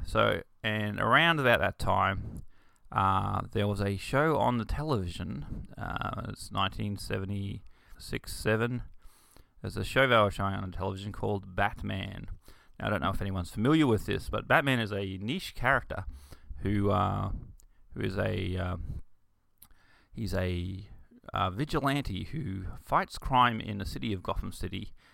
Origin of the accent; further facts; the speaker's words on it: Bundaberg, Queensland, Australia; I grew up in Bundaberg, which is a small rural town in Queensland, Australia.